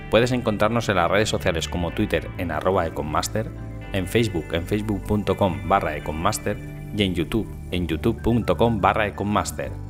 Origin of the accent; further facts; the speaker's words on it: Ibi, Valencian Community, Spain; Vengo de, vengo de Ibi. Vengo de un pueblo pequeño de, Alicante, de la montaña de Alicante